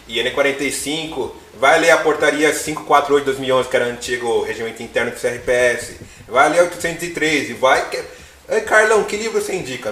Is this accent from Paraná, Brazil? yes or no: no; Zona Leste, near Salim Farah Maluf avenue, São Paulo, Brazil; eu sou da Zona Leste, Salim Faramaluf